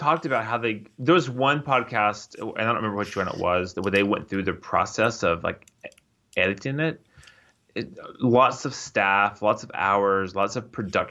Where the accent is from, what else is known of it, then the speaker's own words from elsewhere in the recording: San Antonio, Texas, United States; San Antonio, in my hometown.